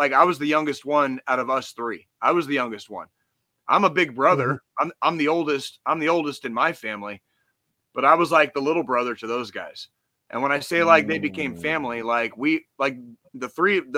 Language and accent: English; Tucson, Arizona, United States; moved away as an adult; now in Kansas City, United States; I grew up in Tucson, spent 25 years there